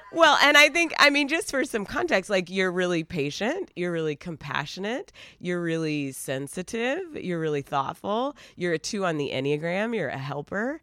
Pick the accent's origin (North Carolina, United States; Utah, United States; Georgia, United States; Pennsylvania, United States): North Carolina, United States; Asheville; now in Los Angeles, United States; we are originally from Asheville, North Carolina.